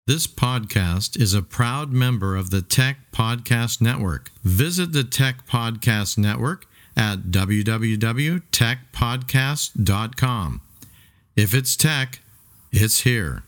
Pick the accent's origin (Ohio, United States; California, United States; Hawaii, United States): Hawaii, United States; moved away; also born or lived in Samoa; I did my DTS in Kona, in uh, Hawaii because I grew up in Hawaii